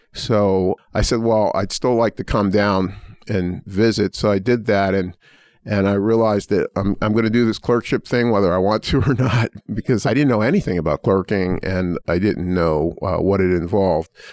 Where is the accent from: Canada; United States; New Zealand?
United States; Pittsburgh, Pennsylvania; born or raised there; now in Indiana, United States